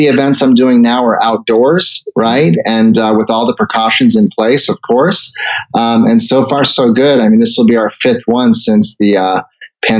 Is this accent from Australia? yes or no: no; Canada; moved away; I was born in Canada, so I'm a Canadian citizen